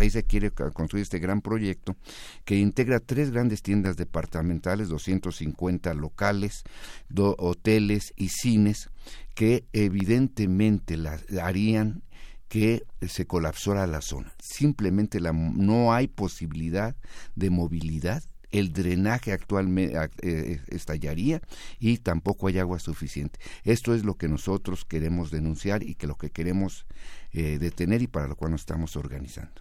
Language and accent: Spanish; Mexico City, Mexico; soy de los Pedregales de Coyoacán